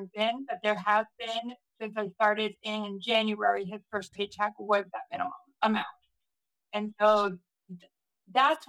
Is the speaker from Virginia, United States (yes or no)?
no; Ohio, United States; I'm from Ohio